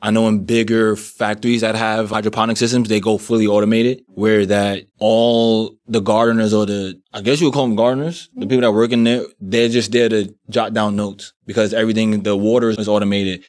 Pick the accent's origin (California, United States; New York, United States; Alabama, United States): New York, United States; New York City; I'm actually from Brooklyn, New York, and, um, born and raised, still live there